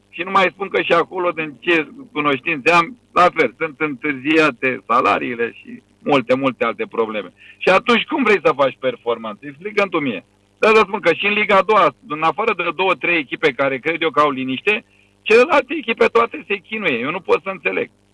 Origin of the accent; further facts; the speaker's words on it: Romania; moved away as an adult; now in Bahrain; sunt român